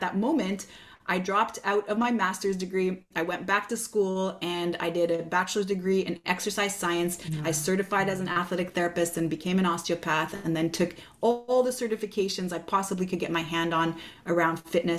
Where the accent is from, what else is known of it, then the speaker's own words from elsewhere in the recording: Montreal, Quebec, Canada; Oh, I'm from Montreal, Quebec, Canada.